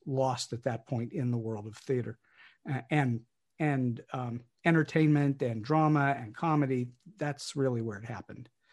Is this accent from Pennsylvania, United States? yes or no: yes; Pittsburgh, Pennsylvania, United States; moved away as an adult; also born or lived in Los Angeles; here in Pittsburgh, which is my hometown, though I spent many years not here